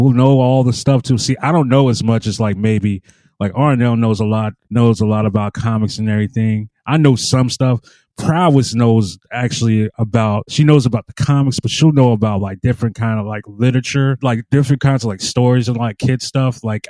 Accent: West Coast, United States; I'm from the West Coast.

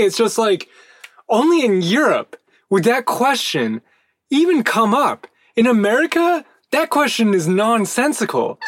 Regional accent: United States; as an American

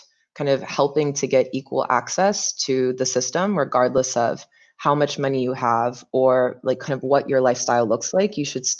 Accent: North Carolina, United States; moved away as an adult; also born or lived in Mauritania; I am from North Carolina, born and raised. I spent my first 21 years in that state, so didn't bounce around too much.

